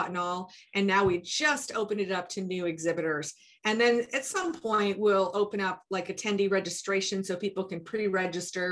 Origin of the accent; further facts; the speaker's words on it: Iowa and Minnesota, Midwest, United States; also born or lived in Idaho; now in North Carolina, United States; I grew up in Iowa and Minnesota, but now I live in North Carolina